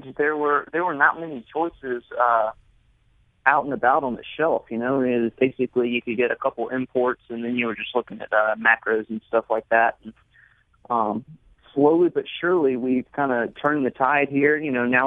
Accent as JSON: {"language": "English", "region": "Mississippi", "country": "United States", "said": "I'm from Mississippi"}